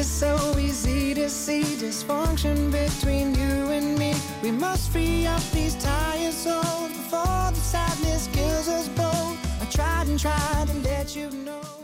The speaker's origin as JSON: {"language": "Korean", "town": "Mungyeong", "region": "North Gyeongsang", "country": "South Korea", "tie": "born or raised there", "moved": "as an adult", "lives_now": "Seoul, South Korea", "said": "저는 경북 문경에서 자랐는데요"}